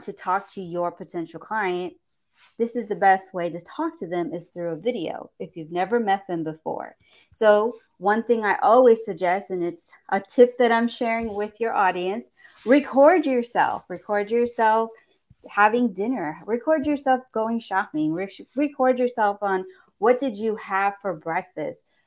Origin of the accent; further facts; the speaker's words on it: Houston, Texas, United States; I am from Houston, Texas